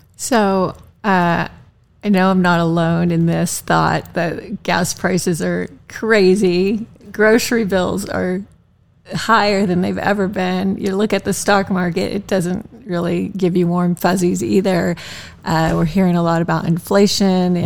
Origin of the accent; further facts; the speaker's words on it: Tulsa, Oklahoma, United States; moved away; I'm from Tulsa, way way back